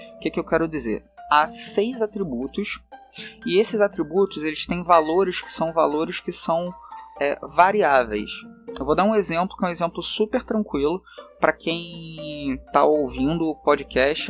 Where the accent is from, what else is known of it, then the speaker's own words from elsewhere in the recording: Rio de Janeiro, Brazil; accent: carioca; o sotaque já diz, né, que eu sou do Rio de Janeiro, não tem como negar, né, esse, esse S chiado e esse R também.